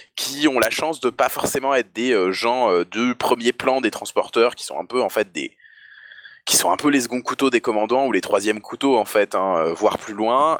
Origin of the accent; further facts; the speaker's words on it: the North, northern France, France; je viens du Nord